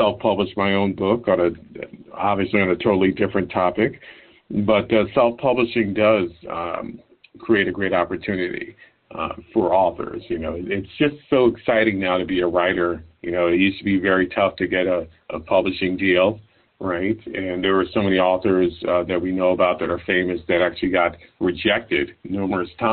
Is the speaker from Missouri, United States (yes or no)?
no; New York City, New York, United States; born and raised in New York City, my parents came to this country from Haiti